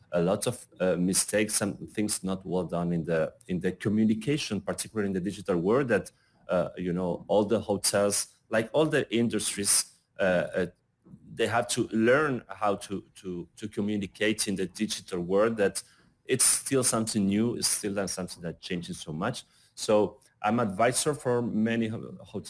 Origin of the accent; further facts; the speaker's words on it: Argentina; I'm from Argentina